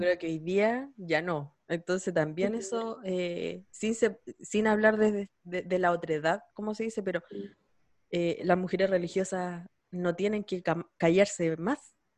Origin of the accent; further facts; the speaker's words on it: San Javier, Maule, Chile; yo soy de San Javier